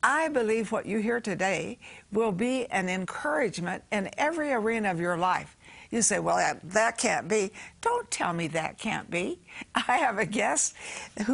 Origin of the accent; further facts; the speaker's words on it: Texas, United States; I was born in Texas